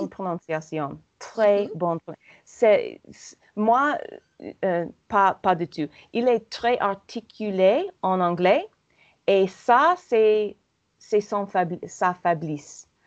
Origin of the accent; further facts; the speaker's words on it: Paris, Île-de-France, France; je suis je suis parisienne